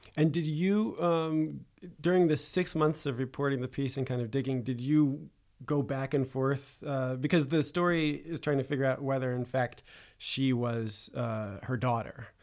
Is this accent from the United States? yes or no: yes; United States; now in Paris, France; as an American in Paris